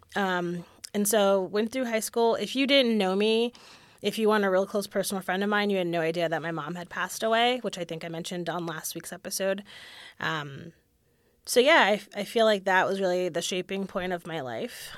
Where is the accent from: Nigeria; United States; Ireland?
United States; Hamden, Connecticut; now in Austin, United States; I was born and raised in Hamden, Connecticut